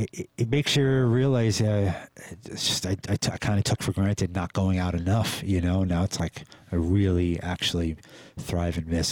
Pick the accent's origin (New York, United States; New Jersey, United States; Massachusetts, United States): New York, United States; New York City; I mean, I came from New York City, you know, yeah. I picked up some crazy shit back there, you know, subway systems and stuff like that, you know?